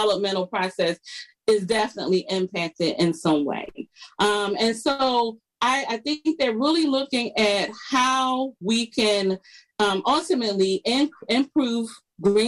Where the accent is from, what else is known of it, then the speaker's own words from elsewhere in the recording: Philadelphia, Pennsylvania, United States; I grew up in Philadelphia. I still live in Philadelphia.